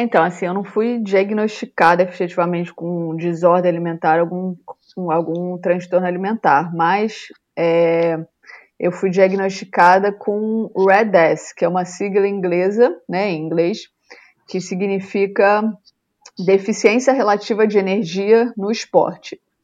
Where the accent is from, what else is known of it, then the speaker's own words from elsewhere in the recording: Rio de Janeiro, Brazil; moved away; eu sou natural do Rio